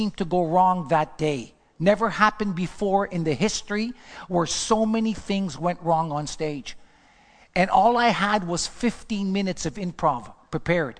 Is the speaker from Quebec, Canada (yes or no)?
yes; Montreal, Quebec, Canada; moved away as an adult; also born or lived in Los Angeles; I'm from Montreal